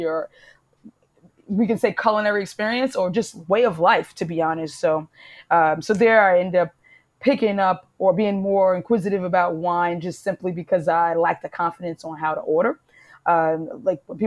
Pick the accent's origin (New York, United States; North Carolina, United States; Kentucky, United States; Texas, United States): New York, United States; New York City; moved away as an adult; also born or lived in Italy / Portugal; I'm from Harlem